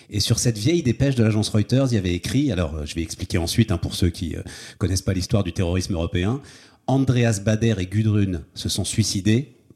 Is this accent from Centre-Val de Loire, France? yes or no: no; Paris, Île-de-France, France; also born or lived in Issy-les-Moulineaux / Lille; now in Hauts-de-Seine, France; je suis né à Paris, moi, je suis parisien.